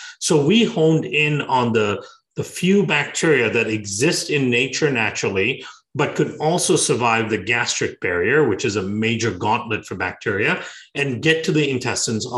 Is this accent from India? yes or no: yes; Bangalore, Karnataka, India; moved away; also born or lived in Iowa; I grew up in Bangalore in southern India, and I was born a little bit outside of Bangalore